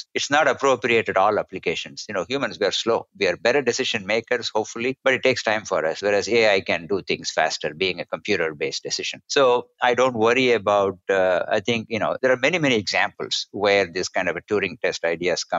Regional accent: India; when I was growing up in India

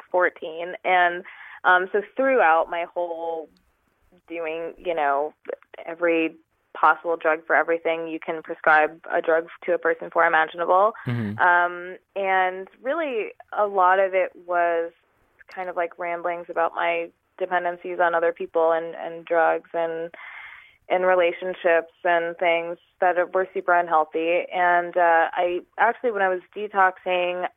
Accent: New York, United States; moved away as an adult; also born or lived in California

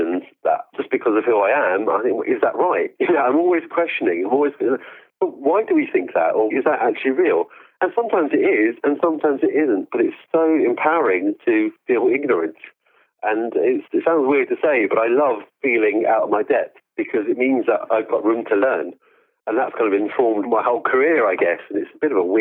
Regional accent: London, United Kingdom; My parents came to this country in the 1970s from East Africa.

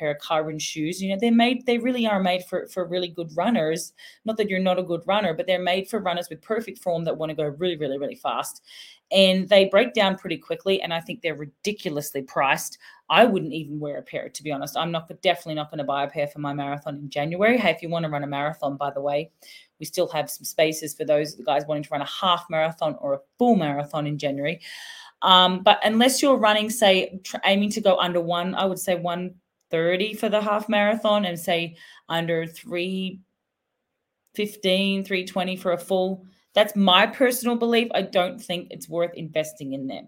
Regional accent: Australia; I'm Aussie

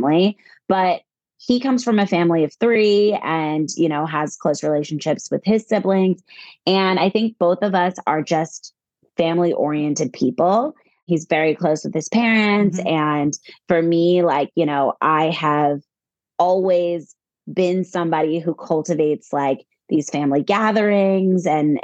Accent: Virginia, United States; also born or lived in California / North Carolina; now in New Jersey, United States; We're both actually originally from the East Coast. I'm from Virginia

